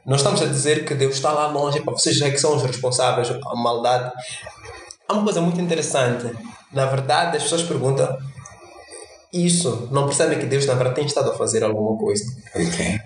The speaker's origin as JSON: {"language": "Portuguese", "country": "Mozambique", "said": "sendo moçambicano e não pertencendo à classe alta"}